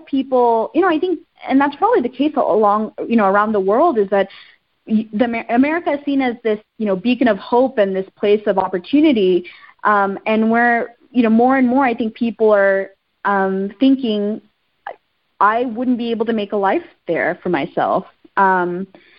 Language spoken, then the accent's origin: English; Texas, United States; also born or lived in Sri Lanka / Ethiopia; growing up in Texas